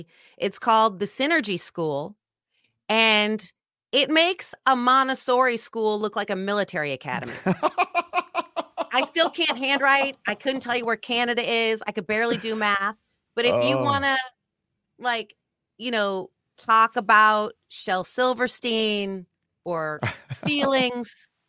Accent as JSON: {"language": "English", "town": "San Francisco", "region": "California", "country": "United States", "tie": "born or raised there", "said": "as you mentioned, I grew up in San Francisco."}